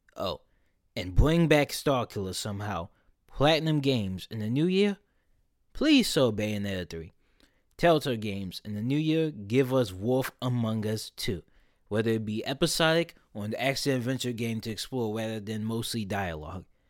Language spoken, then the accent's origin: English; Philadelphia, Pennsylvania, United States; my hometown's Made in America festival